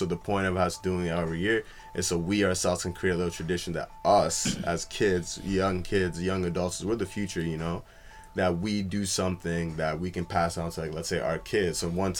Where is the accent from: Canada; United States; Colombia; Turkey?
Canada; Ottawa, Ontario; I'm like, I'm from Ottawa.